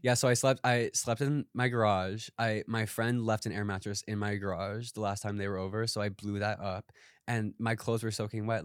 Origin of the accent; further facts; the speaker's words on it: Wisconsin, United States; moved away as an adult; also born or lived in Madison, Wisconsin; now in Los Angeles, United States; growing up in Wisconsin